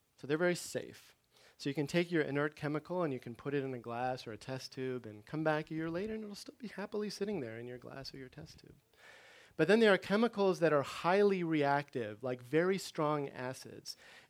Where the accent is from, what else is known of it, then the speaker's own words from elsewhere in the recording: Maryland, United States; now in Chicago, United States; I grew up in Maryland